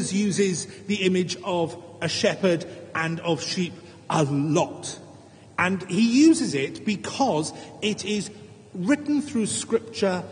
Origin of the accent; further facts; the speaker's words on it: Wales, United Kingdom; as a Welshman